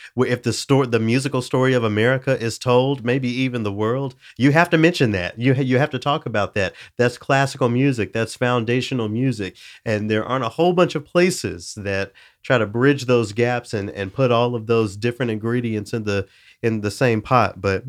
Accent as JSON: {"language": "English", "region": "the South", "country": "United States", "said": "You know, I'm from the South."}